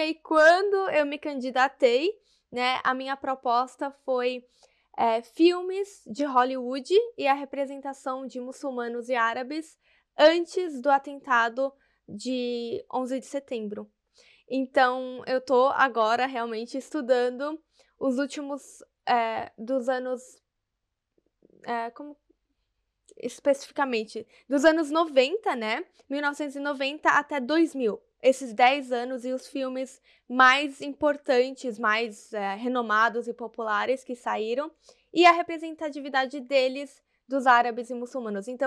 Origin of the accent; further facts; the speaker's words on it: Salvador, Bahia, Brazil; moved away as an adult; also born or lived in São Paulo; sou nordestina, não tenho mais o sotaque, mas eu nasci em Salvador, na Bahia, morei lá até o que, uns nove anos, depois eu me mudei para São Paulo